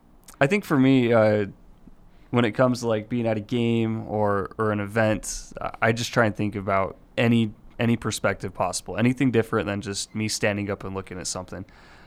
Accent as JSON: {"language": "English", "town": "Murray", "region": "Utah", "country": "United States", "tie": "born or raised there", "also_born_or_lived": "Salt Lake City", "said": "I was just I grew up in Salt Lake, grew up in Murray, and just was a really big Utah football fan."}